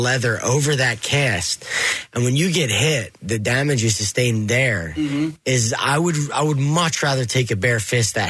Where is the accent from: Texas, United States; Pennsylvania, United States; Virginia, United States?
Pennsylvania, United States; Philadelphia; This is Philadelphia. You know, I was born and raised in Kensington. I actually have my Kensington Ramblers shirt on today. I grew up where Rocky was filmed. You know, boxing gyms on every corner.